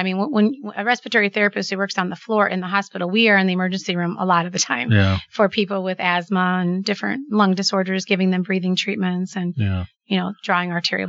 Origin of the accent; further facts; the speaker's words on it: Manteno, Illinois, United States; Where I'm from Manteno. So the area. I've lived there my whole life and still live there.